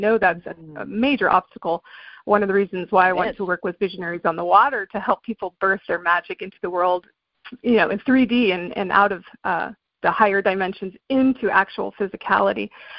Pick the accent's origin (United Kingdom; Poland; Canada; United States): United Kingdom; England; I grew up in England, actually. My dad was in the Air Force.